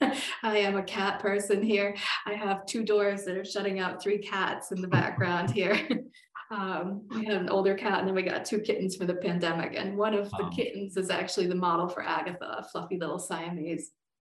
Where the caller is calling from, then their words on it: Colorado, United States; I'm Zooming from Colorado and it's finally snowed in my part of Colorado.